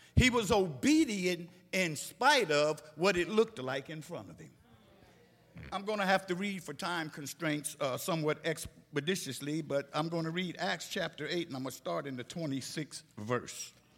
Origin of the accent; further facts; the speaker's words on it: Philadelphia, Pennsylvania, United States; moved away; my hometown of Philadelphia, Pennsylvania